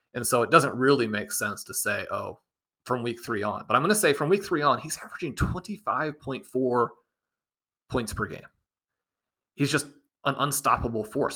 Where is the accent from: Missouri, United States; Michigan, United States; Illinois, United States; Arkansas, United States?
Missouri, United States; Kansas City; growing up in Kansas City, attending all these games in Arrowhead